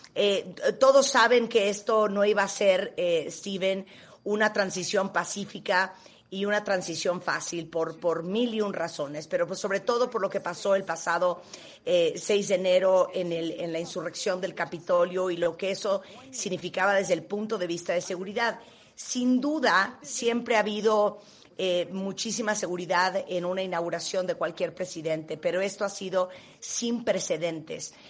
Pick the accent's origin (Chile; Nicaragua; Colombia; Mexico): Mexico; nosotros como mexicanos